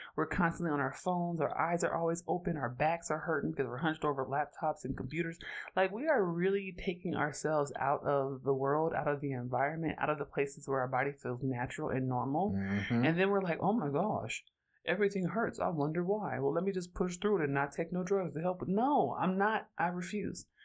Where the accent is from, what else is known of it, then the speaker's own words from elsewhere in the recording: Oakland, California, United States; I'm from Oakland, California, so I grew up around cannabis